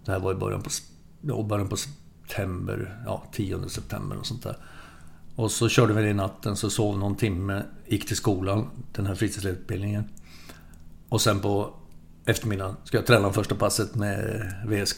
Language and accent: Swedish; Sorsele, Västerbotten County, Sweden; moved away; jag är uppvuxen i Västerbotten, södra Lappland. I en ort som heter eh, Sorsele